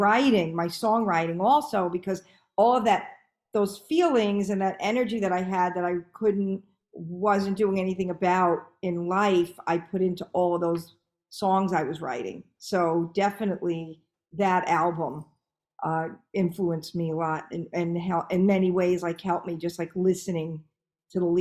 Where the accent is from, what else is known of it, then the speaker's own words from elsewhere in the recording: Long Island, New York, United States; now in South Florida, United States; I grew up on Long Island.